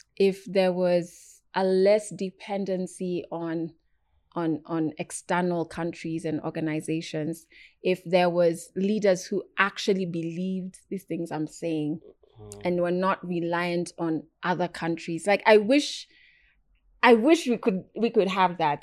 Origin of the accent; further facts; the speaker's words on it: Kenya; me as as a Kenyan woman, as an African woman